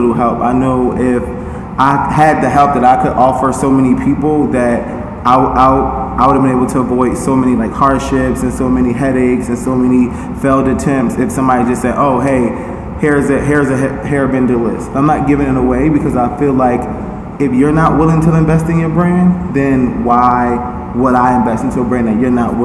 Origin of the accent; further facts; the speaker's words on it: Philadelphia, Pennsylvania, United States; I was born and raised in North Philly.